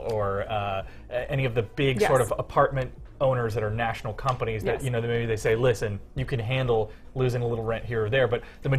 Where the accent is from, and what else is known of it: Chicago, Illinois, United States; born or raised there; accent: Chicago; now in Los Angeles, United States